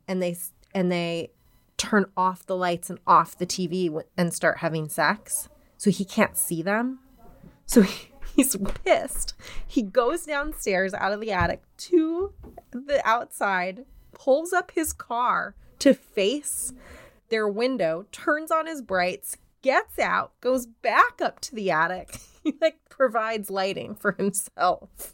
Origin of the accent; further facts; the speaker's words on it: Denver, Colorado, United States; I'm from Denver